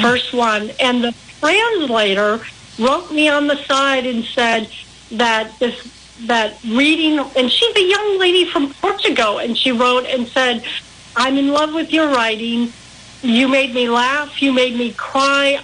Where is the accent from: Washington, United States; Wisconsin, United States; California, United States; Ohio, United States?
Wisconsin, United States; Milwaukee; accent: Milwaukee; also born or lived in central Illinois; now in Illinois, United States; I grew up in Milwaukee